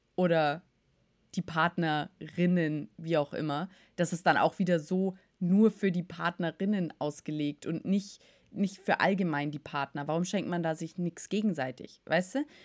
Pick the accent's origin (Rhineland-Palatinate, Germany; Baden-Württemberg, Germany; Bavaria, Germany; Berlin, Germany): Bavaria, Germany; ich komme aus Bayern und da hatten wir schulfrei am Buß- und B-Tag